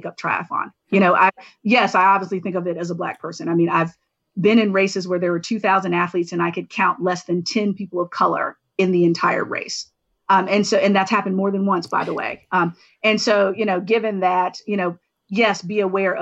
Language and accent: English; the South, United States; my hometown, where the only time that there was access to a pool was on Wednesday nights